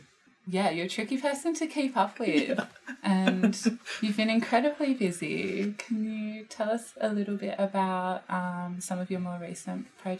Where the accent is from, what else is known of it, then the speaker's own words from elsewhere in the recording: Canberra, Australian Capital Territory, Australia; also born or lived in Broome; now in Sydney, Australia; I'm a proud Jugan woman from Broome. I grew up on Ngunnawal and Ngambri country down in Canberra, and I'm now based on Gadigal and Wangal country here in Sydney.